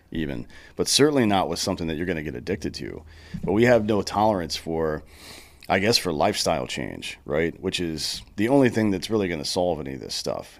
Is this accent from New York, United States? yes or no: no; South Carolina, United States; I grew up in South Carolina